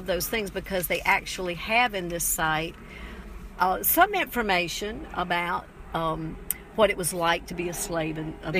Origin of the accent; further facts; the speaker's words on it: Charleston, South Carolina, United States; when I was growing up in Charleston